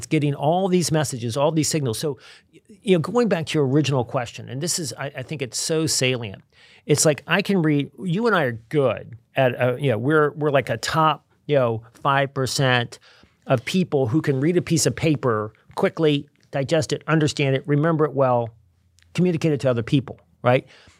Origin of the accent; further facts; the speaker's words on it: Virginia, United States; also born or lived in Milwaukee; I remember I grew up in Virginia. I didn't really know any Jewish people. And I moved to Milwaukee.